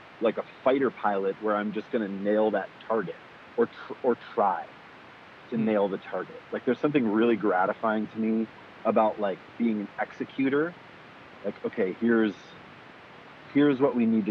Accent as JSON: {"language": "English", "town": "Kalispell", "region": "Montana", "country": "United States", "tie": "born or raised there", "said": "I grew up in Montana in this small town called Kalispell, the northwest corner."}